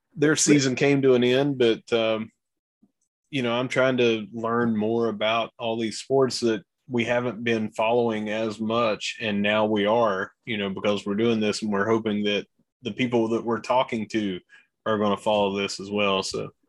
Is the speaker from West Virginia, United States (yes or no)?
yes; Gilbert, West Virginia, United States; from Gilbert